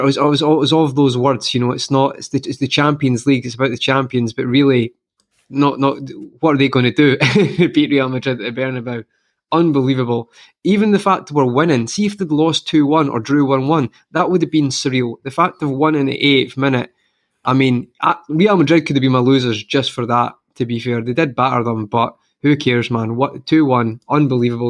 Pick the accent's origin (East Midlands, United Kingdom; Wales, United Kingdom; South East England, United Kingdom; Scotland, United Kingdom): Scotland, United Kingdom; I'm from Scotland